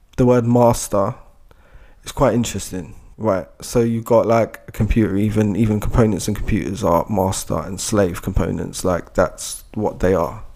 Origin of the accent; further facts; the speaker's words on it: United Kingdom; as British people